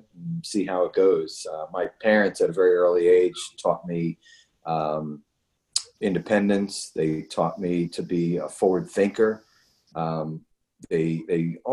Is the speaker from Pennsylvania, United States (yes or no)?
yes; Philadelphia, Pennsylvania, United States; moved away; also born or lived in Texas; I grew up in Philadelphia